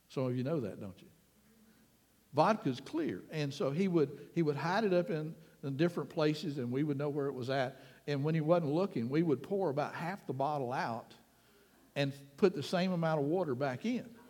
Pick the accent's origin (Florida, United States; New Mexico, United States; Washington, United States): Florida, United States; Panama City; also born or lived in Key West, Florida / Springfield, Florida; I was less than a year old when we moved back to Panama City, so officially it became my hometown